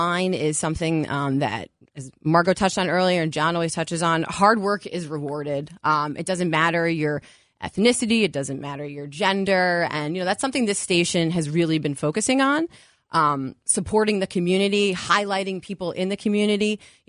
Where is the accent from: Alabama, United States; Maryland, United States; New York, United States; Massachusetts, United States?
New York, United States; Westchester; also born or lived in Cleveland, Ohio; I grew up in Westchester